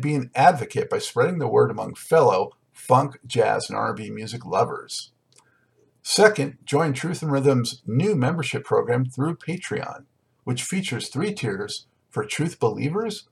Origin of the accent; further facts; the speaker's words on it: Los Angeles, California, United States; now in North Carolina, United States; I'm originally from Los Angeles, but been out here for a while